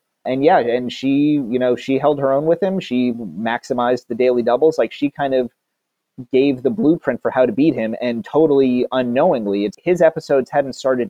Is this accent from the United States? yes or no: yes; Atlanta, Georgia, United States; we're both from Atlanta